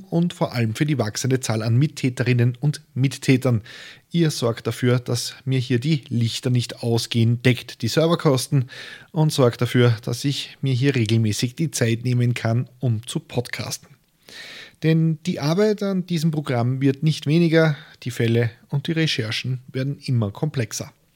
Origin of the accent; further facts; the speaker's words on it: Austria; als Österreicher